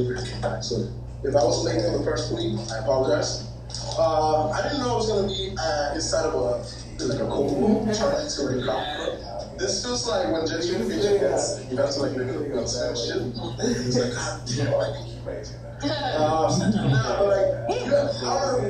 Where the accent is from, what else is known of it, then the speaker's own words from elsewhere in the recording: Colombia; I'm Colombian